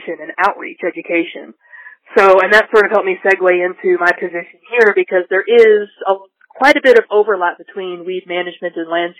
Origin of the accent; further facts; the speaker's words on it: Stephenville, Texas, United States; moved away as an adult; also born or lived in Lubbock, Texas / Indiana; now in New Mexico, United States; I am from northern central Texas, a small town called Stephenville. I was born and raised